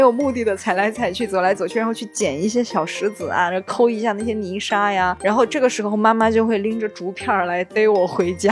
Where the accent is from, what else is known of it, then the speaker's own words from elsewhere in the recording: along the Qu River, Sichuan, China; 我的老家在长江的支流的沿线，叫曲江